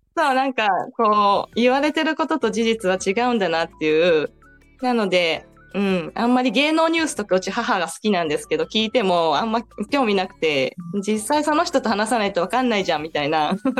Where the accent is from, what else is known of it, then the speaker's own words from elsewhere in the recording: Ehime, Japan; moved away as an adult; 愛媛出身なんですね、私。